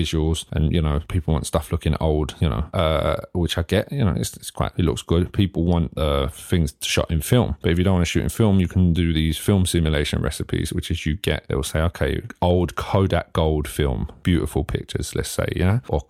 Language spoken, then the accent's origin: English; East of England, United Kingdom; close to where I grew up in Hertfordshire